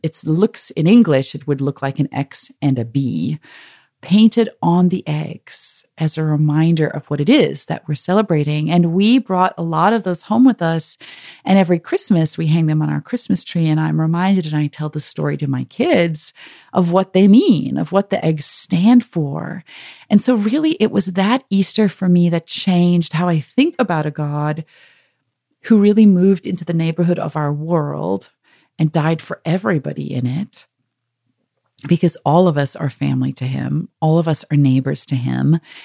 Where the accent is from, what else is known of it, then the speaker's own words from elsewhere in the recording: South Africa; also born or lived in Kyiv, Ukraine; now in United States; I'm from South Africa originally. I've lived in the States